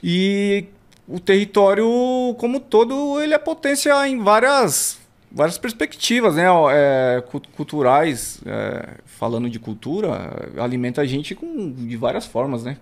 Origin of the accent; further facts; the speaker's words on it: São Paulo, Brazil; Nasci ali em Santo Amaro, no, no, no hospital ali, né? No, no Zona Sul. e cresci no, no Alto do Riviera